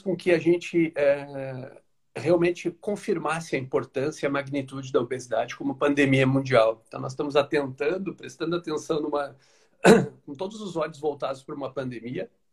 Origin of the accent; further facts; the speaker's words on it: Porto Alegre, Rio Grande do Sul, Brazil; now in Araranguá, Brazil; Eu sou natural de Porto Alegre, hoje moro em Araranguá, aqui no sul de Santa Catarina.